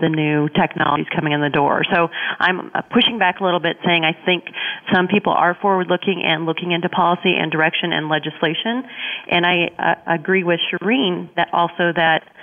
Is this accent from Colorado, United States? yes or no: yes; Colorado, United States; my home state of Colorado